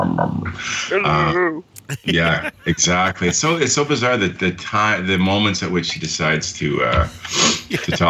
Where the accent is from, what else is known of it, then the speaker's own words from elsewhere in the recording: Port Hope, Ontario, Canada; now in Oshawa, Canada; my hometown, Port Hope, where I spent my youth